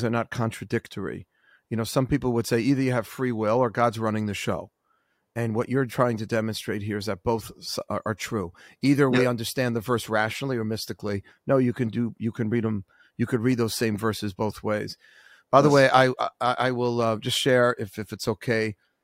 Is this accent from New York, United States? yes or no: yes; New York City, New York, United States; He was my Rav growing up in Forest Hills, Queens